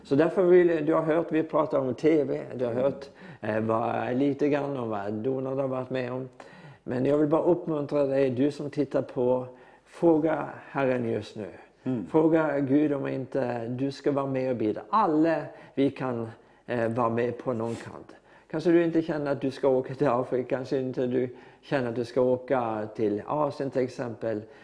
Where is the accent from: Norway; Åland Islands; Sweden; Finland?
Norway; Swedish is a second language; jag är norsk